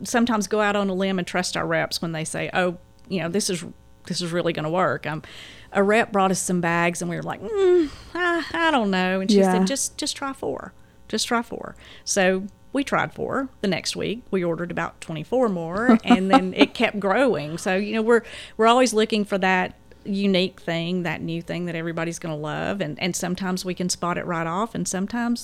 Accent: Dalton, Georgia, United States; I was born and raised in Dalton

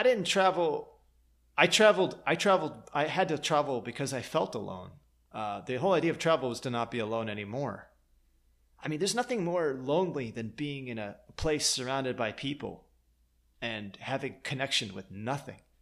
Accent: Lansing, Michigan, United States; moved away; also born or lived in Green Bay, Wisconsin / outskirts of Chicago; I was born in Green Bay, and I left there when I was three, and then I lived in Michigan

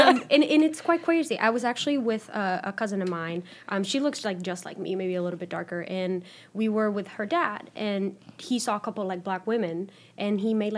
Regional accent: Santiago, Dominican Republic; accent: Dominican; English is a second language; also born or lived in New York; now in United States; I was born and raised in the Dominican Republic.

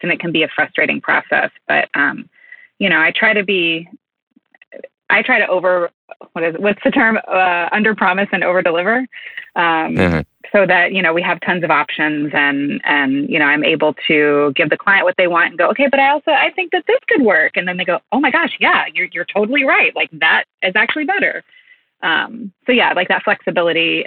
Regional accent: Kentucky, United States; I'm from Kentucky. I grew up like in horse country.

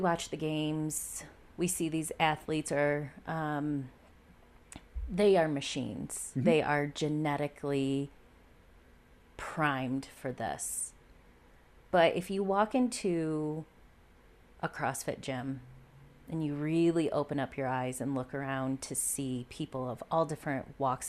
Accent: New York, United States; moved away as an adult; I'm from New York originally, so we packed up our bags, we moved out here

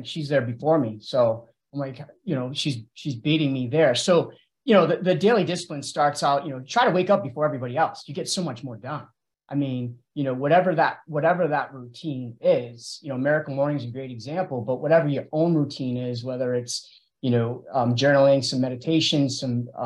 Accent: Auburn, Massachusetts, United States; I'm from Auburn, Mass

